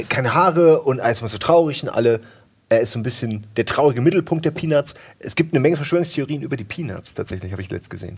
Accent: Wächtersbach, Hesse, Germany; in dem ersten Kaff, wo ich groß geworden bin, in, in, nee, in Wächtersbach war

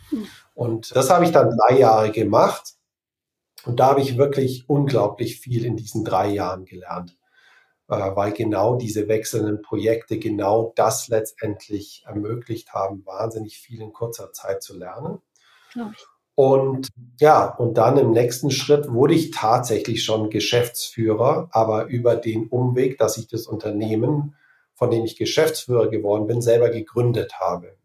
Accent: Germany; moved away as an adult; also born or lived in Australia; ich wieder zurück nach Deutschland kommen möchte

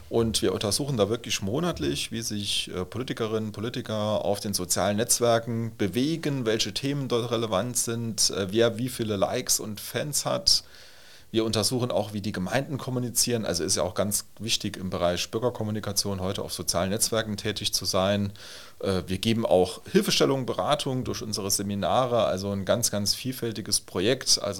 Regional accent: Trola, Saarland, Germany; Also ich mache mal ein Beispiel aus meiner Heimatgemeinde aus Trola. Da gibt es die Trolaer Nachrichten, also das Amtsplättchen, wie es im ja. Saarland heißt.

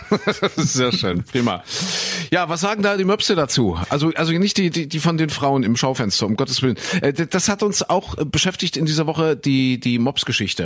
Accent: East Germany, Germany; Ich bin ja äh, im Osten aufgewachsen

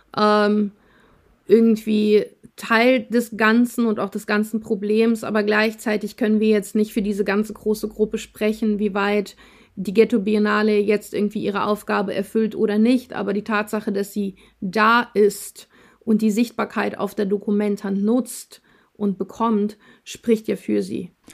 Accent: Russia; also born or lived in Germany; now in Kassel, Germany; Wir sind in, in Russland geboren, teilweise in Russland aufgewachsen

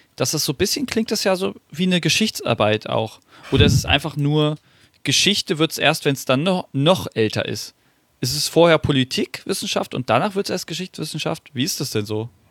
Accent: Wiesbaden, Hesse, Germany; ich bin ja leider, äh, leider in Wiesbaden geboren worden

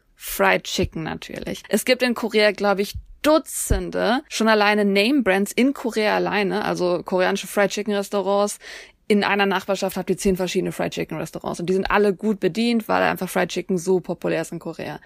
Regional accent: Germany

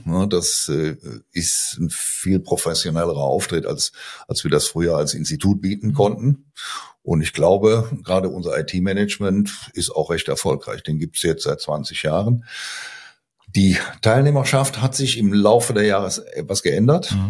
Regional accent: Aachen, North Rhine-Westphalia, Germany; accent: Rhineland; moved away as an adult; also born or lived in Giessen; now in Münster, Germany; Also ich stamme ursprünglich aus Aachen. Ich glaube, das hört man auch in meinem Tonfall, ne, dass ich Rheinländer bin. Ich habe in bin in Aachen ähm, geboren, habe da studiert

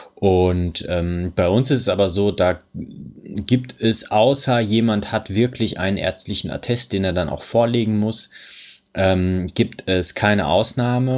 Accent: Germany; bei uns in Deutschland

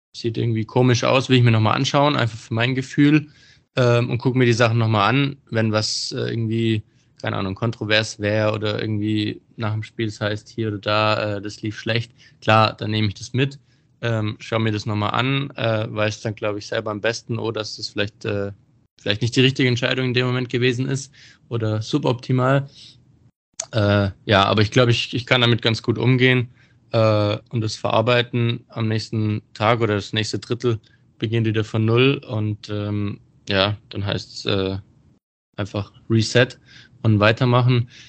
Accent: Bietigheim-Bissingen, Baden-Württemberg, Germany; ich bin ja aus Bietigheim

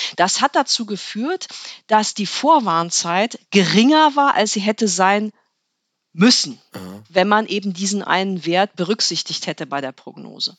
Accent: Ritterhude, Lower Saxony, Germany; also born or lived in Göttingen / Bremen; Ins Bremer Umfeld, könnte man sagen. Genauer in, nach Ritterhude. Das war also Niedersachsen. Aber ich bin in Bremen zur Schule gegangen

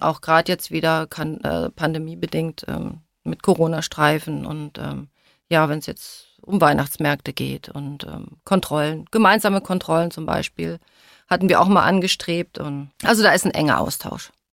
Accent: Hildesheim, Lower Saxony, Germany; moved away; also born or lived in Kassel; Aus Hildesheim, das ist bei Hannover, also in Niedersachsen

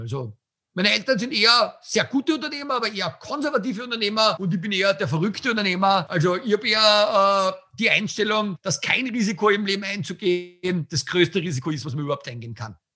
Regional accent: Tillmitsch, Styria, Austria; Also meine Heimat ist ja Österreich, aber dort, wo ich wirklich herkomme, ist also Tilmitsch

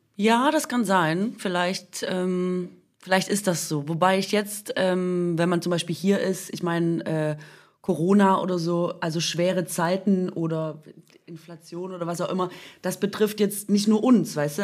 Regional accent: Swabia, Germany; moved away

